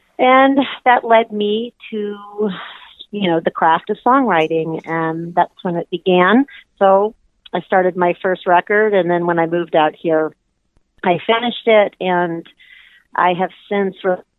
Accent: Louisville, Kentucky, United States; now in Seattle, United States; I was raised in Louisville, Kentucky, so I'm from the Midwest. I have lived there for most of my life, and 7 years ago, I moved out to the Pacific Northwest, and I reside in Seattle

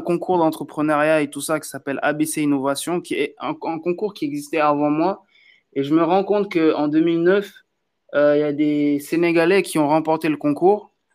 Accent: Benin; now in Paris, France; je suis du Bénin

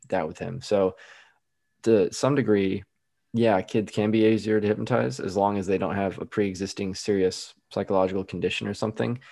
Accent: Midwest, United States; I'm from the Midwest

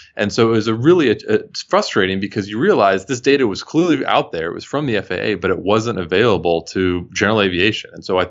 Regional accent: Houston, Texas, United States; I'm originally from Houston and flew to see family here.

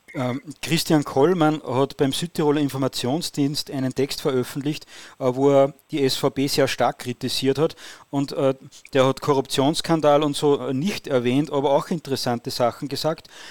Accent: Austria; als Österreicher

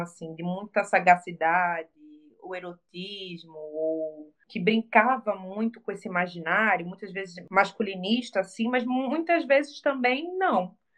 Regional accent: Recife, Pernambuco, Brazil

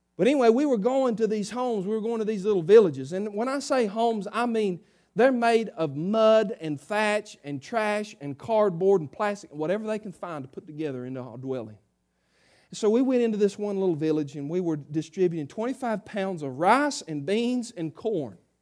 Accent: South Harmony, United States; I'm a redneck from South Harmony

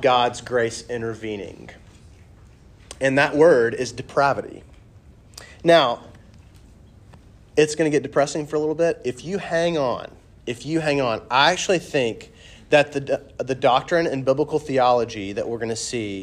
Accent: the South, United States; accent: southern; my southern accent

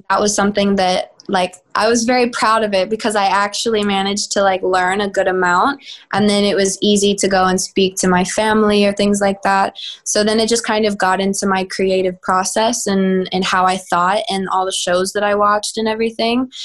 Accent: Texas, United States; now in Los Angeles, United States; I'm from Texas

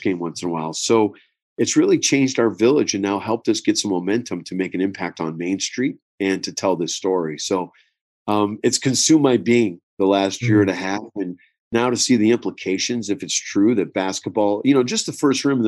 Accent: Herkimer, New York, United States; I was born in Herkimer

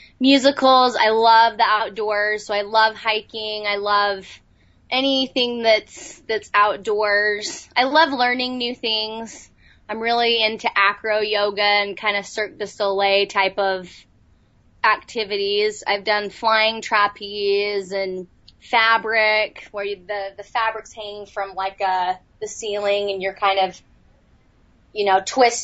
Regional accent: Salt Lake City, Utah, United States; I was. Yep, Salt Lake.

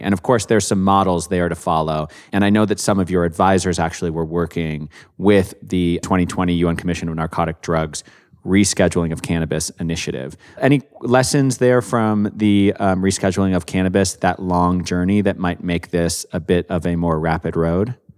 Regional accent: Canada; I'm from Canada

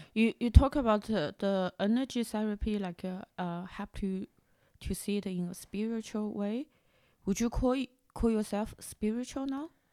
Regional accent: China; moved away; growing up in China

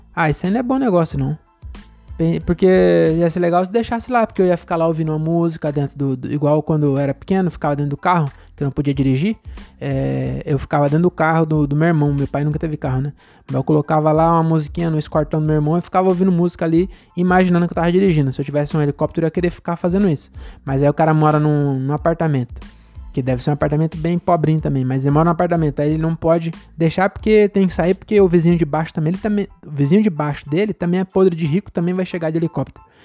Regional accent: São Paulo, Brazil; also born or lived in Cajamar; eu moro aqui desde que eu nasci aqui em São Paulo, no estado de São Paulo, né? Mas é bem perto de São Paulo

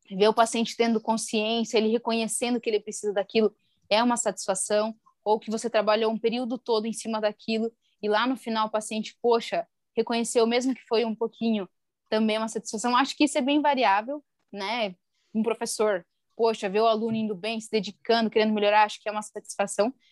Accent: interior of Paraná, Brazil; moved away; sou de uma cidade lá do interior do Paraná

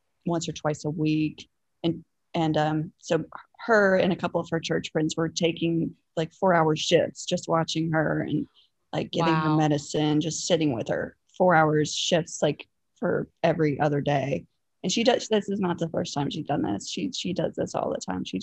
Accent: southwestern Virginia, United States; I grew up in a small town in southwestern Virginia, not West Virginia, but southwestern Virginia, very close to the Tennessee line

